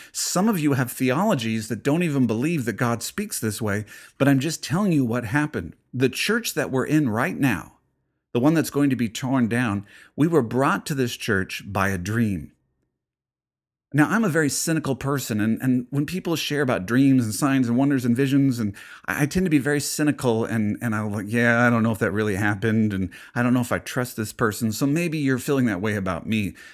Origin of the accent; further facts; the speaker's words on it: United States; being an American